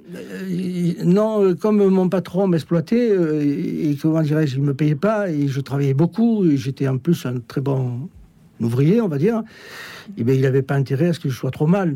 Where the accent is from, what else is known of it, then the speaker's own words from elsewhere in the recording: Marseille, Provence-Alpes-Côte d'Azur, France; je suis né à Marseille, ça s'entend un peu peut-être